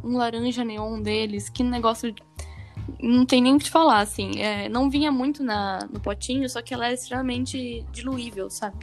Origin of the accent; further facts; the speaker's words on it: Brazil; accent: caipira; tô falando que nem caipira, honrando minha terra